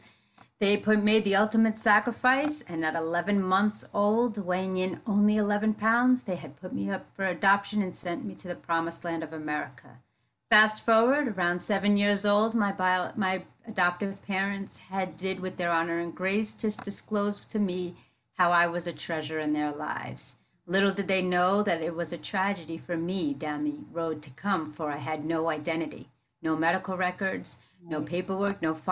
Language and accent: English; United States; first language English; I grew up in the metropolitan area, tri-state area